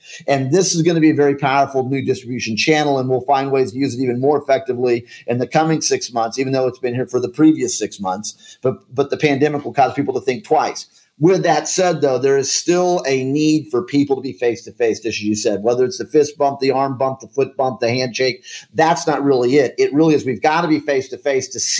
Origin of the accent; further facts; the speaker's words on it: Colorado Springs, Colorado, United States; moved away; also born or lived in Kansas City; I grew up in Colorado Springs, Colorado